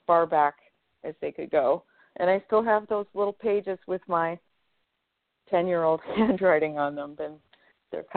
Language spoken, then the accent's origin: English; Sullivan, New York, United States; also born or lived in Syracuse, New York / Fayetteville, New York / Chittenango, New York; I ended up going to the town of Sullivan and grew up across from the enlarged Erie Canal